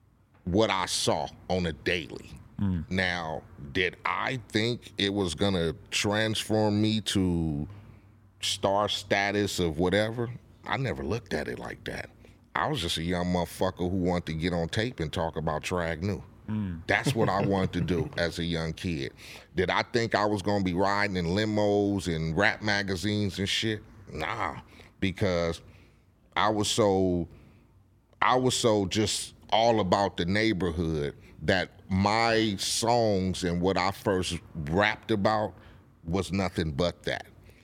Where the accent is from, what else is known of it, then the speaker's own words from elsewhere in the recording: Compton, California, United States; And growing up in Compton and seeing what was happening around me